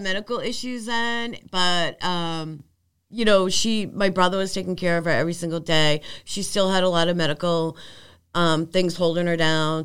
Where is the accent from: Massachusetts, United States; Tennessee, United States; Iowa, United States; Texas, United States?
Massachusetts, United States; Arlington; also born or lived in Michigan; we grew up together on Bottom Street